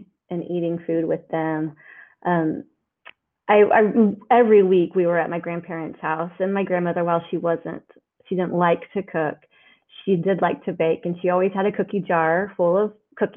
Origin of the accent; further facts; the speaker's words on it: Oklahoma, United States; I'm from Oklahoma. And so that my grandmother in Oklahoma I would see weekly